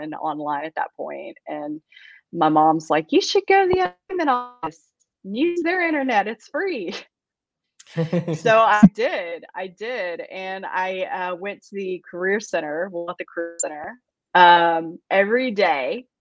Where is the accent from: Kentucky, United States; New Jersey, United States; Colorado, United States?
Kentucky, United States; Campbellsville; moved away as an adult; now in Athens, Alabama, United States; I was born and raised in Campbellsville, Kentucky, and that is in central Kentucky.